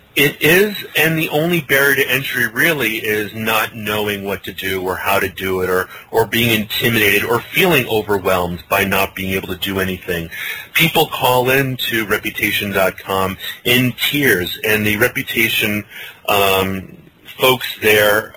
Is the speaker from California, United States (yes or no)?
no; Hawaii, United States; moved away; a poi eater I was growing up in Hawaii